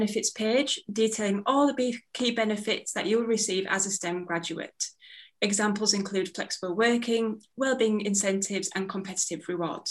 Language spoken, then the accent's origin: English; Bradford, Yorkshire and the Humber, United Kingdom; Bradford, which is my hometown